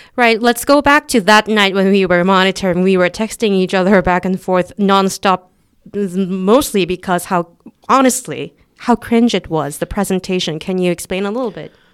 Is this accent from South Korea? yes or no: yes; South Korea; we're not an English-speaking country